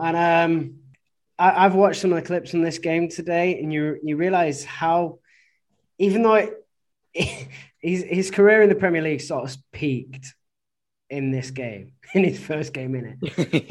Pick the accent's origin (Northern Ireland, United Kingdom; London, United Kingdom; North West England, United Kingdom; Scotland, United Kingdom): North West England, United Kingdom; Oldham; moved away as an adult; now in Guangzhou, China; I'm from Oldham